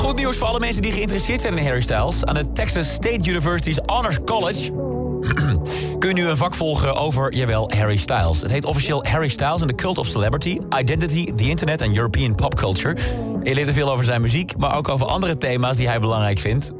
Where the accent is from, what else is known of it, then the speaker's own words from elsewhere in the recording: Netherlands; zijn wij Hollanders lekker nuchter